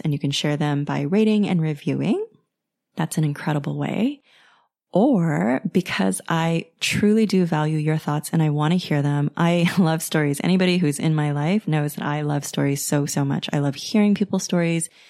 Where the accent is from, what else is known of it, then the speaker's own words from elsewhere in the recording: United States; If you have come from a traditional Chinese background like I have, you know, growing up in the States